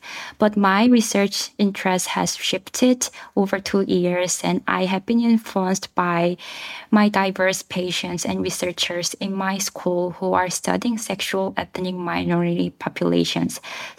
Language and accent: English; South Korea; born or raised there; English is a second language; moved away as an adult; also born or lived in Busan, South Korea / New York City, United States; now in Rochester, United States